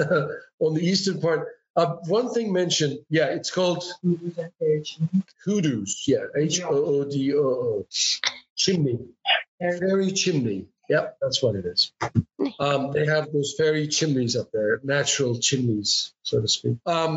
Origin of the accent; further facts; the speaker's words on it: Erzurum, Turkey; my hometown, for example, all the way east, close to a Russian border. The city arises, it's called Erzurum, and it's above the sea level, 2,000 meters